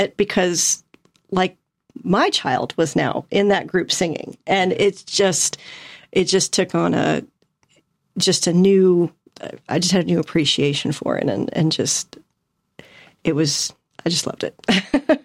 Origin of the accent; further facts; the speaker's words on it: St. Louis, Missouri, United States; moved away as an adult; now in Atlanta, United States; I'm originally from Saint Louis